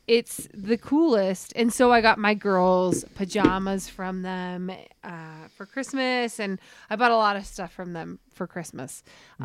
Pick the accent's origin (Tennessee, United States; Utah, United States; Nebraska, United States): Utah, United States; Centerville; moved away as an adult; also born or lived in Salt Lake City; now in Jackson, United States; I lived in Centerville. I grew up in Centerville